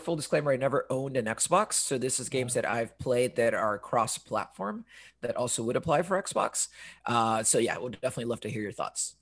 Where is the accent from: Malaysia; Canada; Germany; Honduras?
Honduras; also born or lived in London, United Kingdom / United States; now in Portland, United States; I am currently in Portland, but am originally from Honduras. Before living in Portland, I was living in London, where I met Tom. And before that, in the States. And before that, I was originally from Honduras, as mentioned.